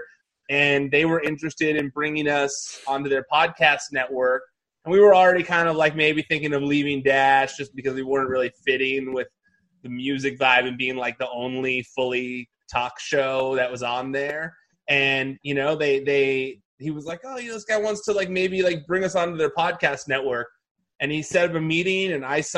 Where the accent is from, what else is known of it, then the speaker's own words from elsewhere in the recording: the Valley, California, United States; I'm from the Valley, too